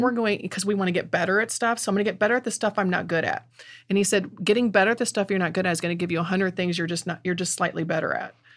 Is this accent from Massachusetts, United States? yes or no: no; Middle Missouri, United States; accent: Middle Missouri; South City German accent; also born or lived in St. Louis; Middle Missouri accent